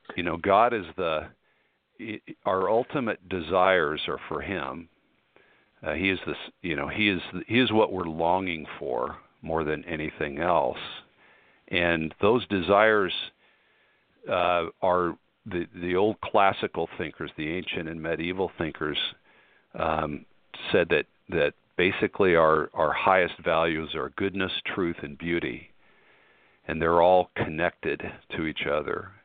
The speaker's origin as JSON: {"language": "English", "region": "Colorado", "country": "United States", "moved": "yes", "said": "I'm from Colorado originally"}